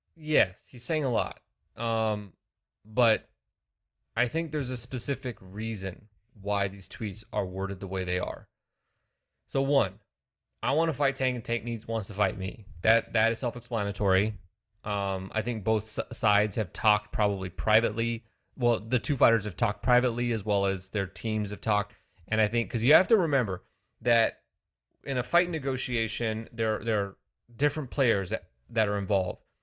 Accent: California, United States; I'm from California

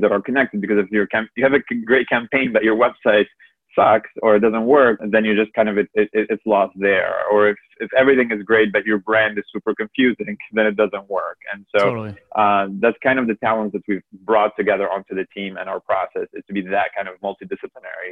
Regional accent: Egypt; I'm originally from Egypt

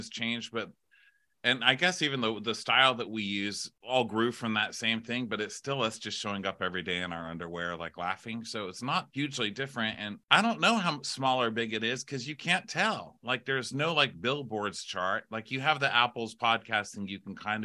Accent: El Paso, Texas, United States; moved away as an adult; also born or lived in New York City / Los Angeles; now in Austin, United States; I'm from El Paso, Texas. I moved to New York City, the big city, mm-hmm. on my 18th birthday.

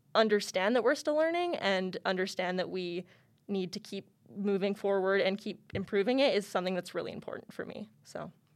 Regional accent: Lethbridge, Alberta, Canada; moved away as an adult; now in Calgary, Canada; I was originally born and raised in Lethbridge, Alberta

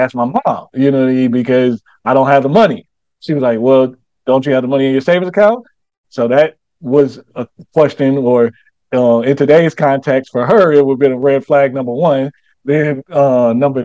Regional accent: St. Louis, Missouri, United States; now in Charlotte, United States; I come from St. Louis, but I I live in Charlotte now

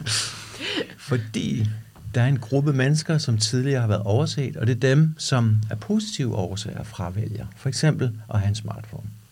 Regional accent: Denmark; vi danskere

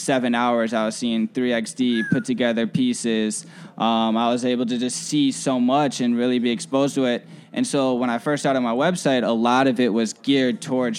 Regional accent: Schaumburg, Illinois, United States; I grew up in the suburbs, so I grew up in Schaumburg.

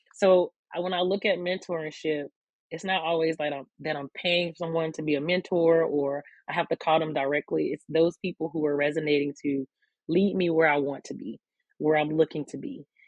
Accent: Newberry, South Carolina, United States; moved away as an adult; now in Columbia, United States; I am from um, Newberry, South Carolina, which is a very small town in South Carolina. So, born and raised in the country as a country kid

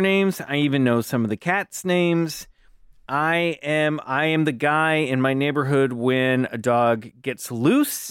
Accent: Kansas City, Kansas, United States; I grew up in Kansas City, Kansas.

